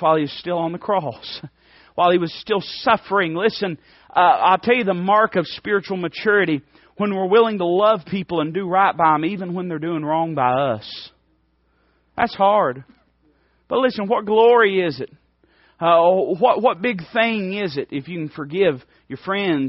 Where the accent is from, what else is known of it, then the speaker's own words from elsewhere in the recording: United States; I'm American. I'm as American as it gets.